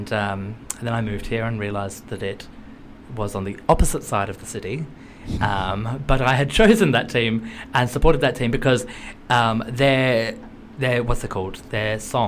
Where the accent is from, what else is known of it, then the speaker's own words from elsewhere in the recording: Australia; moved away as an adult; also born or lived in Kilburn, London; now in London, United Kingdom; I'm from Australia, and so, like, as an Australian